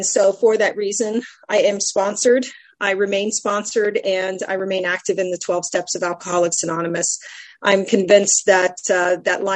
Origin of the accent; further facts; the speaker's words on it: San Antonio, Texas, United States; I come from San Antonio, Texas